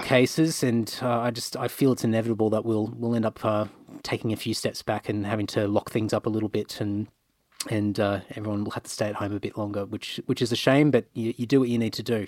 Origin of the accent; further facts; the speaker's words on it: Queensland, Australia; moved away as an adult; also born or lived in Rockhampton, Queensland / Brisbane, Queensland; now in Sydney, Australia; I grew up I grew up in Queensland all my life